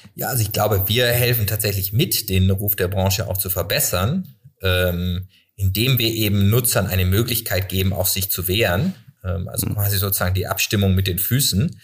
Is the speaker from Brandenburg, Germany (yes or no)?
no; Freiburg, Baden-Württemberg, Germany; now in Cologne, Germany; Ich komme aus Freiburg